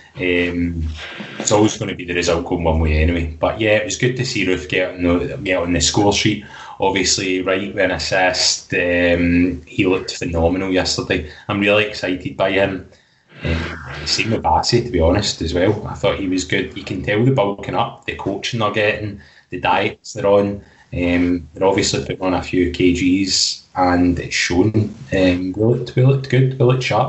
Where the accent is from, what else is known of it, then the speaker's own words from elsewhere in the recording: Scotland, United Kingdom; us as Scottish football fans